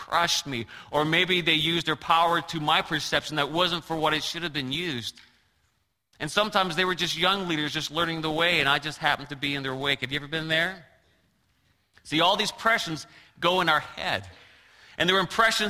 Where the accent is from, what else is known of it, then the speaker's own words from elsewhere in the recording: Newfoundland and Labrador, Canada; moved away; I grew up in Newfoundland, Canada